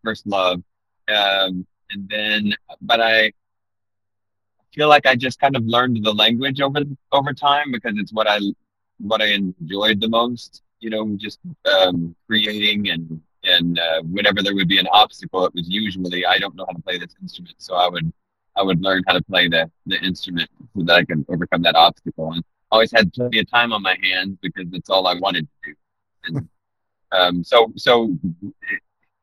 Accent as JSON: {"language": "English", "town": "Hatfield", "region": "Arkansas", "country": "United States", "tie": "born or raised there", "also_born_or_lived": "Orlando / New York City / Bloomington, Indiana / Nashville", "moved": "as an adult", "lives_now": "Northwest Arkansas, United States", "said": "Mostly in the MENA area, actually Hatfield"}